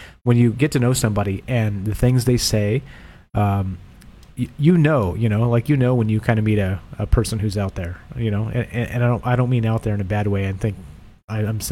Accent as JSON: {"language": "English", "area": "near Mount Shasta", "region": "California", "country": "United States", "tie": "born or raised there", "said": "I spent a lot of time growing up near Mount Shasta"}